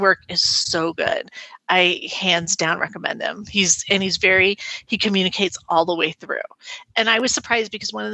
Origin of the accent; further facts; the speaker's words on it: United States; I'm the American